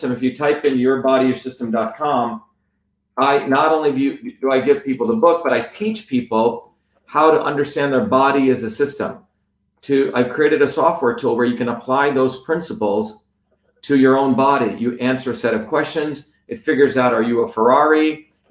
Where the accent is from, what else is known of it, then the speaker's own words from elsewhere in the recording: New Jersey, United States; I grew up in New Jersey